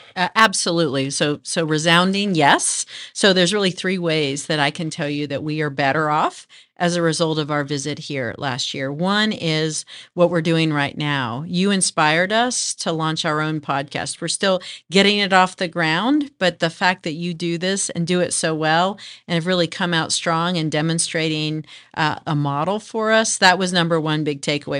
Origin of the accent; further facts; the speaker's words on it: Denton, Texas, United States; also born or lived in Manhattan, Kansas / Japan; I grew up, uh, in the D, Dallas, Fort Worth area in a, what was a little town called Denton.